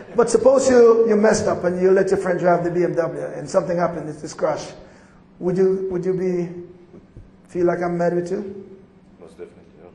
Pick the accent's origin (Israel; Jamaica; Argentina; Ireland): Jamaica; accent: Jamaican; moved away; also born or lived in Atlanta / Colorado; I'm from Jamaica